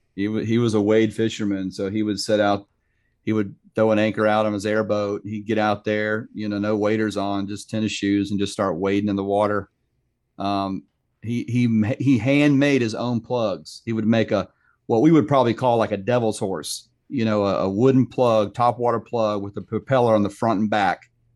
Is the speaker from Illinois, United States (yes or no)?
no; Sanford, Florida, United States; also born or lived in Lake Mary, Florida; I'm a third generation Floridian, so I was born and raised in Sanford, live in Lake Mary now